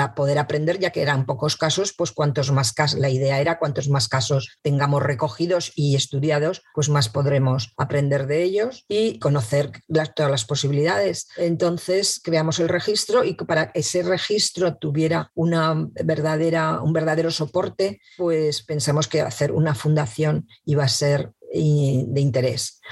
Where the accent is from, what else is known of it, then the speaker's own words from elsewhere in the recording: Madrid, Community of Madrid, Spain; now in Zaragoza, Spain; nací en Madrid, pero vivo en Zaragoza desde hace muchísimo tiempo